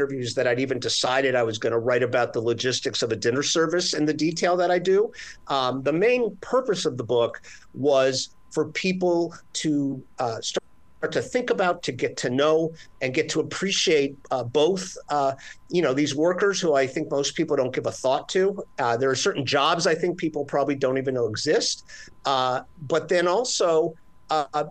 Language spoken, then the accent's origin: English; Miami, Florida, United States; now in New York, United States; I grew up in Miami, Florida with a Cuban stepmother.